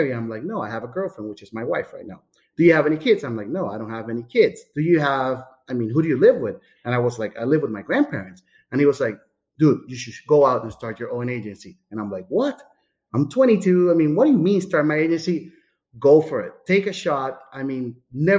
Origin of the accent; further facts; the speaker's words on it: San Juan, Puerto Rico; moved away as an adult; also born or lived in Amherst, Massachusetts; now in Florida, United States; So I was born in San Juan, Puerto Rico, 1981